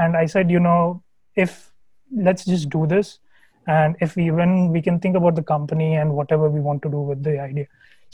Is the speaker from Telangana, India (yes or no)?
yes; Hyderabad, Telangana, India; moved away; I am from Hyderabad. Absolutely love that city. I was the first child to my parents